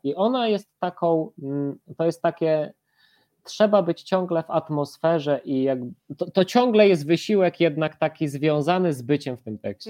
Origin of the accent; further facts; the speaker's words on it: Łańcut, Subcarpathian Voivodeship, Poland; mieszkam y, pod łańcuchem, no ale urodziłem się w łańcucie